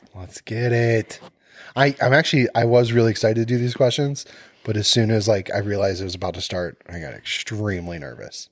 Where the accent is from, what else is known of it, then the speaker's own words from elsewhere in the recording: Cleveland, Ohio, United States; I'm from Cleveland